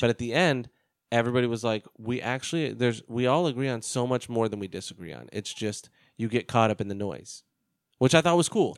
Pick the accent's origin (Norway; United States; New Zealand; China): United States; an American